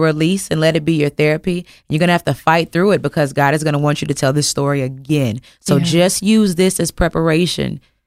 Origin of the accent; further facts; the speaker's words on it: the South, United States; born and raised in the South